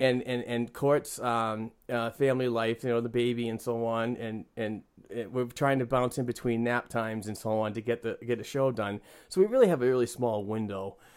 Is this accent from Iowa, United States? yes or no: no; Northeastern Massachusetts, United States; I am from the, uh, Northeastern uh, part of Massachusetts.